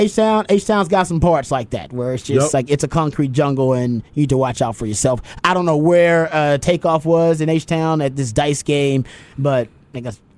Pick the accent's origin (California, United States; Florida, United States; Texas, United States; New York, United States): Texas, United States; Houston; I'm from Houston.